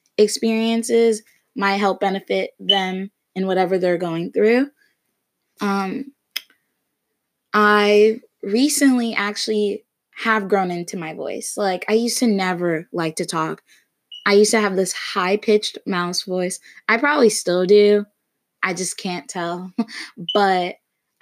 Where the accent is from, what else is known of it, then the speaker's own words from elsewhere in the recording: Florida, United States; also born or lived in Connecticut; I'm from Florida, actually born in Connecticut, but I moved to Florida when I was really young, so basically raised in Florida